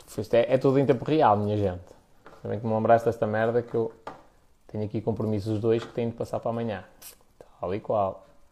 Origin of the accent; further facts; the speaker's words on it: the North, Norte, Portugal; Aqui no Norte é. Nós somos muito diretos nas coisas